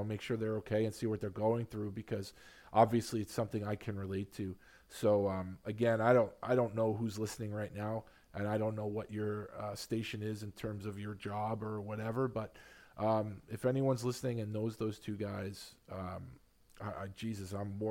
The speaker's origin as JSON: {"language": "English", "town": "New York City", "region": "New York", "country": "United States", "tie": "born or raised there", "also_born_or_lived": "Long Island", "said": "I grew up here, I grew up in Queens and grew up on Long Island"}